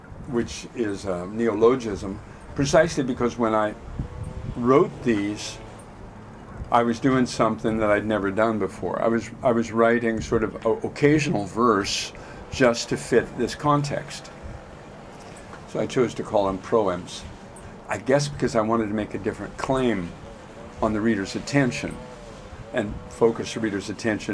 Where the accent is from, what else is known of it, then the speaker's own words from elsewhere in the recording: Auburn, Washington, United States; moved away as an adult; also born or lived in Portland / Seattle; now in Europe; I grew up in Auburn